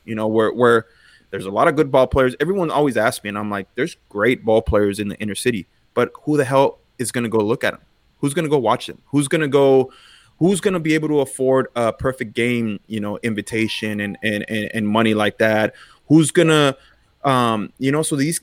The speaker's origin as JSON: {"language": "English", "town": "Los Angeles", "region": "California", "country": "United States", "tie": "born or raised there", "said": "Bellevue Park, one of the parks I grew up in East L.A."}